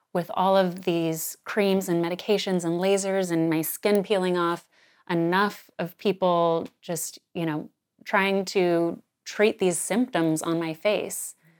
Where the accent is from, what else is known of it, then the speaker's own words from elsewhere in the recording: Sedona, Arizona, United States; now in New York City, United States; we knew growing up in Sedona